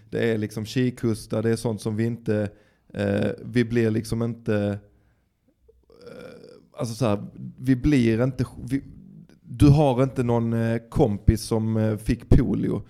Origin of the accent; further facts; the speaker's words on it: Dalby, Skåne, Sweden; jag kommer ju från Dalby